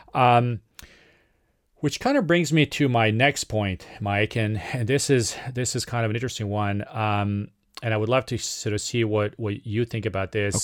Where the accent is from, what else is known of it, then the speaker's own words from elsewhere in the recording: Serbia; moved away; from my home country of Serbia